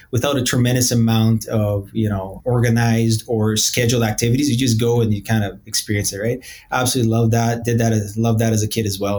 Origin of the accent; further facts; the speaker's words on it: Edmonton, Alberta, Canada; also born or lived in Brazil; so I was born in Brazil I was actually born right off of the equator in Brazil, a uh, nice little beach town, uh, beautiful sunny days every day around 30. And at the age of nine, we decided to move to a more tropical place called Edmonton